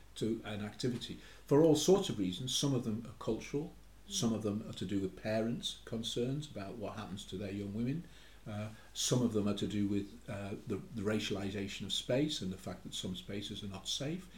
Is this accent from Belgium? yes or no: no; Newcastle upon Tyne, North East England, United Kingdom; I'm a Geordie Indian